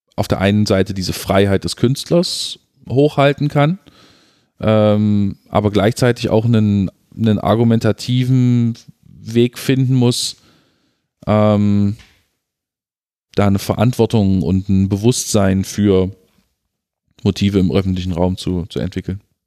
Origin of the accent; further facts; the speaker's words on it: Halle, Saxony-Anhalt, Germany; große Teile meiner Kindheit und Jugend in Halle Neustadt verbracht